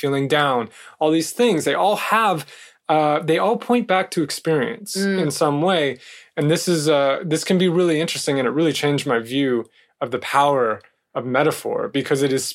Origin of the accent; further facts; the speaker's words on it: California, United States; I'm from California.